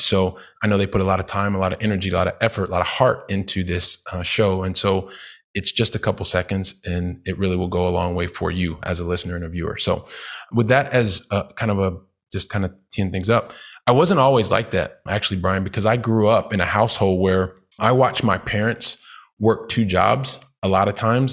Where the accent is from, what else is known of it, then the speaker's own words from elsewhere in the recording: Columbus, Ohio, United States; moved away as an adult; also born or lived in Saint Louis, Missouri / Valencia, Spain / Paris, France; I'm from Columbus, Ohio